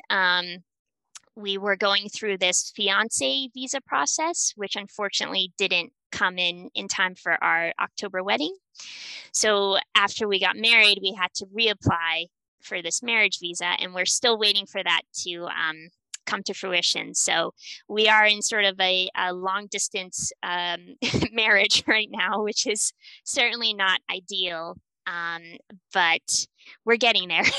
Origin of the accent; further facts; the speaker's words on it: New Hampshire, United States; moved away as an adult; also born or lived in Bratislava, Slovakia; I'm from New Hampshire originally